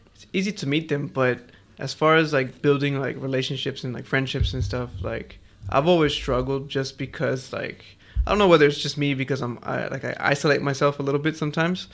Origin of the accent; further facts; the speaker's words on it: Houston, Texas, United States; now in Melbourne, Australia; I'm from, I'm from Houston, bro. I ain't from Australia